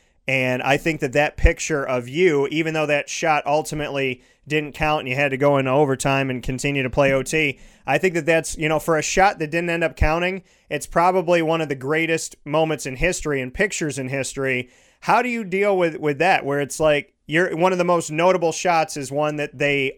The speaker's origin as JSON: {"language": "English", "town": "Syracuse", "region": "New York", "country": "United States", "tie": "born or raised there", "said": "for someone who was born and raised in Syracuse and has bled orange my entire life"}